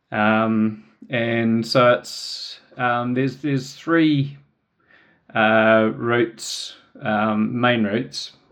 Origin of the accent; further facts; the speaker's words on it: Wellington, New Zealand; also born or lived in Palmerston North / Australia; So I grew up in Wellington. I um, I was born here and spent my childhood here, uh, mainly around the eastern suburbs.